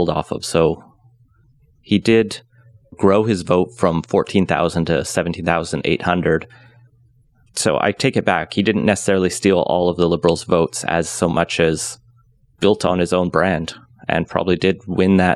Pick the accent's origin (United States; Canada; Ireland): Canada; Alberta; moved away; I grew up in Alberta